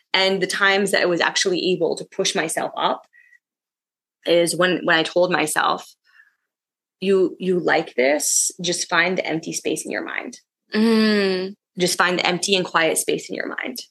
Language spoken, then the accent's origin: English; United States; moved away as an adult; now in Bangkok, Thailand; growing up in America